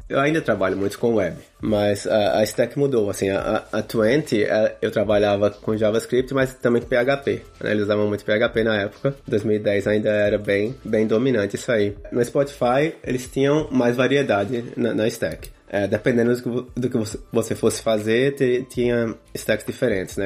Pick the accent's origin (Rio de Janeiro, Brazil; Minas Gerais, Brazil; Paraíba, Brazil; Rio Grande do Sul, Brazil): Paraíba, Brazil; Campina Grande; moved away as an adult; also born or lived in Spain / Sweden; now in California, United States; Eu sou de, de Campina Grande, na Paraíba